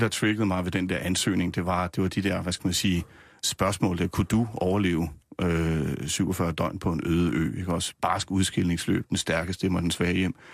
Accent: Nysted, Zealand, Denmark; also born or lived in Rødovre; now in Gævninge, Denmark; Jeg er opvokset nede på Lolland, i, Nyst, mm. i Nysted. Født i Rødovre oprindeligt og bor nu i Gævninge mellem øh, Roskilde og Holbæk

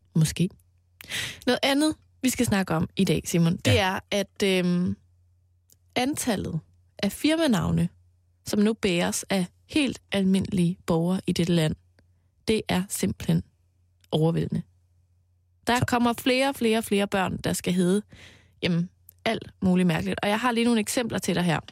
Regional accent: Mols, Central Denmark Region, Denmark; på Mols, hvor jeg voksede op

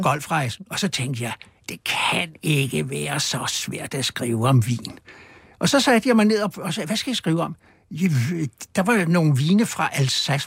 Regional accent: Copenhagen, Capital Region of Denmark, Denmark; Der på Østerbro, hvor jeg voksede op

